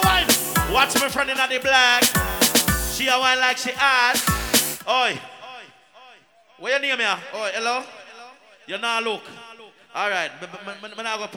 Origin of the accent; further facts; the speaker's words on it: Jamaica; moved away; We are from Jamaica